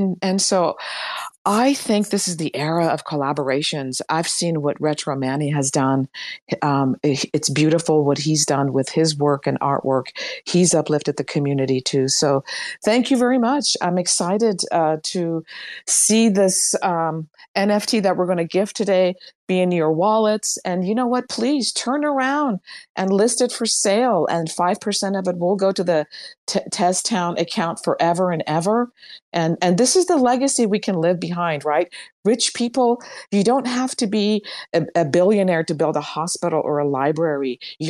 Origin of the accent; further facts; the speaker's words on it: Iran; moved away; When I came from Iran in 1977, one US dollar equaled 7 Iranian rials, 1 to 7.